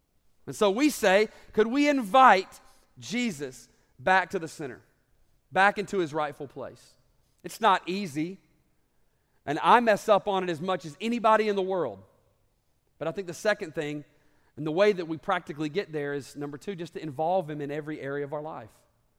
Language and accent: English; the South, United States; also born or lived in Alabama; And I grew up in the South, and football is kind of a big deal.